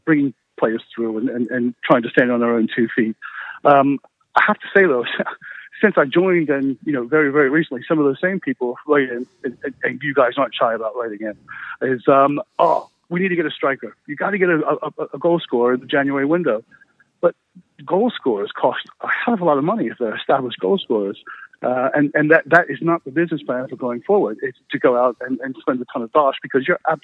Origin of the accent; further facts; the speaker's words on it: United States; moved away as an adult; now in United Kingdom; being an American